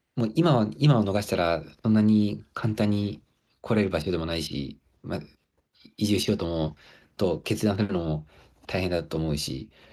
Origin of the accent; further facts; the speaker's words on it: Hokkaido, Japan; moved away as an adult; also born or lived in Aomori / Sendai / Kobe / Kyoto; now in Ishigaki, Japan; 僕はなんかその北海道で、まあ、生まれ育って、で、青森、仙台、神戸で